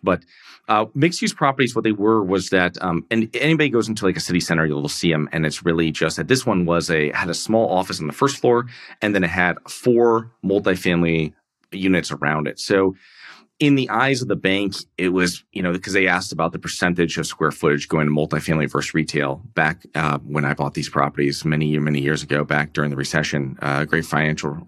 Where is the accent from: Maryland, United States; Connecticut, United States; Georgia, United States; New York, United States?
Connecticut, United States; I'm from, um, I'm from Connecticut, um, from a small town there